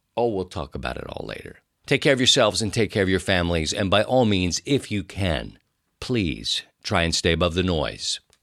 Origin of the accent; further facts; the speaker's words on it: Baltimore, Maryland, United States; moved away as an adult; now in Saint Louis, United States; I grew up in Baltimore and lived there for a long time